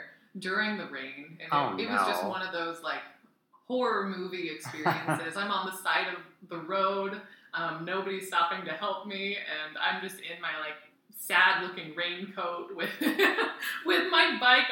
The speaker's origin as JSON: {"language": "English", "country": "United States", "said": "as an American"}